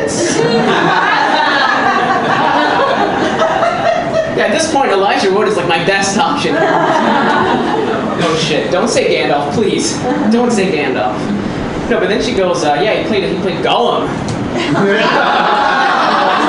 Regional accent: New York, United States; I grew up here in New York

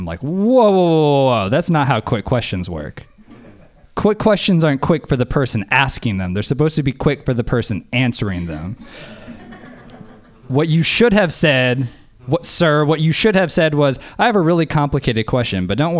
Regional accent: Louisiana, United States; now in Oakland, United States; I live in Oakland, but I grew up in Louisiana.

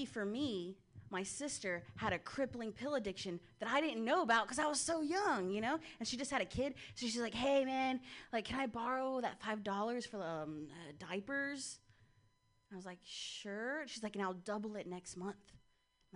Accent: Ohio, United States; I'm from Ohio

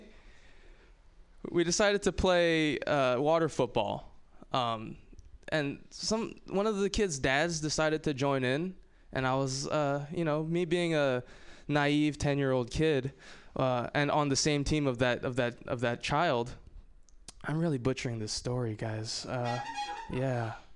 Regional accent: Hawaii, United States; moved away; I'm from Hawaii

